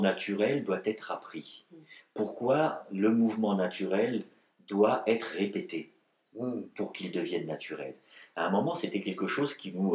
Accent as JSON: {"language": "French", "area": "Breton", "region": "Brittany", "country": "France", "said": "je suis un breton, je suis un celte, je suis un gaulois."}